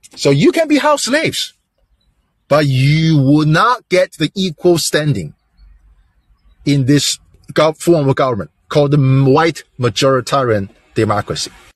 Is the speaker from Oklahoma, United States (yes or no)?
no; Delaware, United States; I'm, I'm from Delaware. I'm still live I still live in Delaware